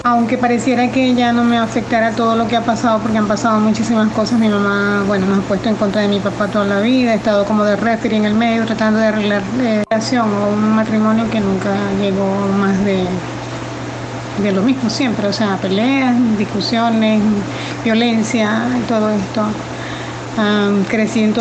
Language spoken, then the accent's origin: Spanish; Venezuela; moved away; Yo soy venezolana y vengo acá a tiempo y mis padres ya están muy mayores y están en Venezuela